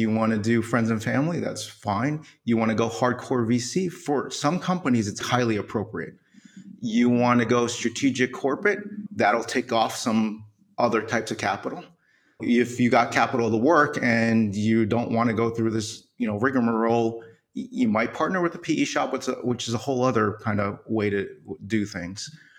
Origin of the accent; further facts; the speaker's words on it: New York City, New York, United States; born there; I was born in New York City. Someone hit my town on 9/11.